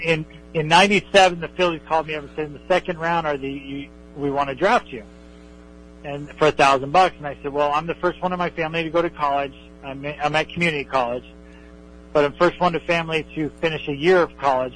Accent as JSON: {"language": "English", "area": "West Coast", "region": "California", "country": "United States", "tie": "born or raised there", "said": "I grew up in the West Coast."}